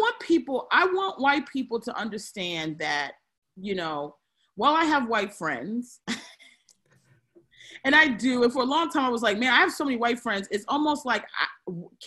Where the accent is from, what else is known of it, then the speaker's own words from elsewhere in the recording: Aberdeen, Maryland, United States; I grew up in Aberdeen, Maryland